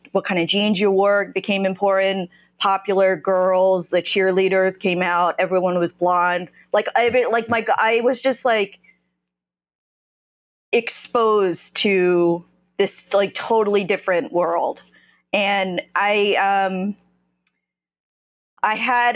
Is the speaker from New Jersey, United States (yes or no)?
yes; Ewing Township, New Jersey, United States; moved away as an adult; also born or lived in South Korea; now in Brooklyn, United States; I grew up in a suburb of Trenton, New Jersey. No one's heard of it. It's Ewing Township